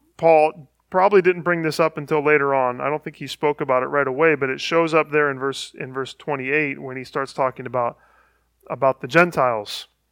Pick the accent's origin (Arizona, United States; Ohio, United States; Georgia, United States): Ohio, United States; Northeast; I grew up in Northeast Ohio